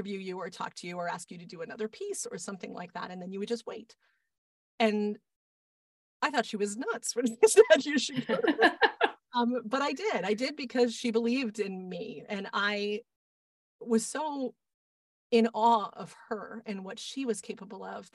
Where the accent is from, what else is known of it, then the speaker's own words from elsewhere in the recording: Boston, Massachusetts, United States; I grew up in Boston